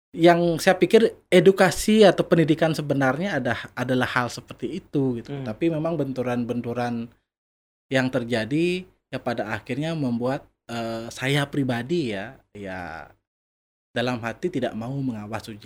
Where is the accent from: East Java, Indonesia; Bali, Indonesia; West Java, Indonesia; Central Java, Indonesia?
Bali, Indonesia; Dalung; saya asli dari Dalung.